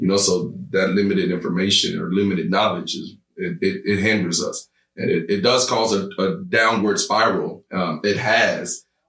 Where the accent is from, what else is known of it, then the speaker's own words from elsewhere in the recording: Uganda; Okay, and I'm from Uganda.